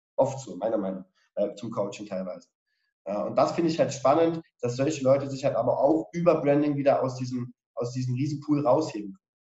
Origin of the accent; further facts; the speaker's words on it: Dresden, Saxony, Germany; ich bin ja auch Dresdner